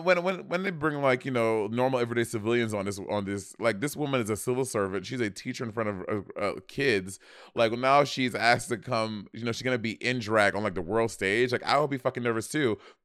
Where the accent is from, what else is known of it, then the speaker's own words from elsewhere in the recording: New York City, New York, United States; And growing up in New York City, bitch, we were bad kids.